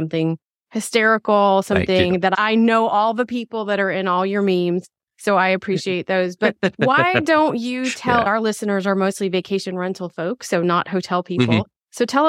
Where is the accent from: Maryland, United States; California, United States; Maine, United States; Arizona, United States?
Maryland, United States; Potomac; I grew up in the Potomac. I'm from the Washington, D.C. area too.